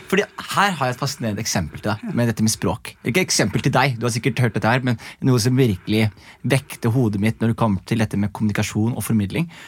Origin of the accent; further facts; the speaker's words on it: Skien, Telemark, Norway; accent: Skien; hvis jeg er med folk fra Skien, så er det fullt Skien